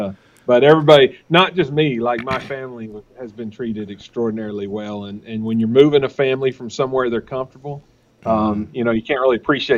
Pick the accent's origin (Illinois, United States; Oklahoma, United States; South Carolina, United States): Oklahoma, United States; moved away as an adult; also born or lived in Dallas-Fort Worth, Texas; now in Morgantown, United States; Oklahoma. Born and raised in a town of about 800.